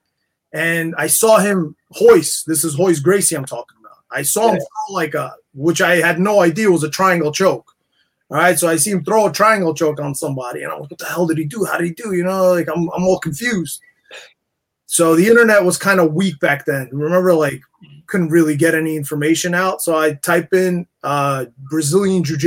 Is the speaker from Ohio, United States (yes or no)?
no; New York City, New York, United States; Growing up in Queens, New York, went to St. John's